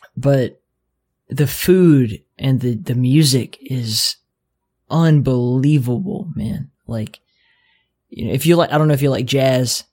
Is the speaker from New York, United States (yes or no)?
no; Mobile, Alabama, United States; accent: southern; moved away; I'm from Mobile, Alabama.